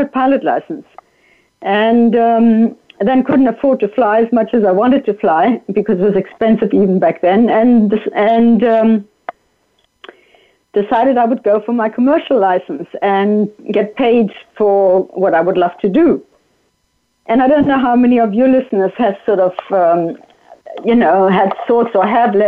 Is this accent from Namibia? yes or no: yes; Namibia; English is a second language; moved away as an adult; also born or lived in Germany; I grew up in Namibia, and my parents passed away when I was quite young